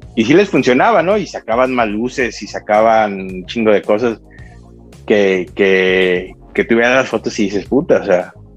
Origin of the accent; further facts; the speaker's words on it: Mexico; como todo mexicano